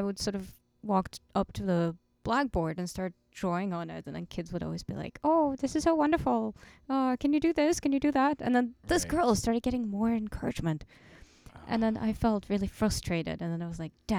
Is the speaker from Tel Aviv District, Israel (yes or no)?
yes; Tel Aviv, Tel Aviv District, Israel; moved away as an adult; also born or lived in Moscow; now in Germany; Well, I'm originally from Moscow, and then my parents moved to Tel Aviv when I was four.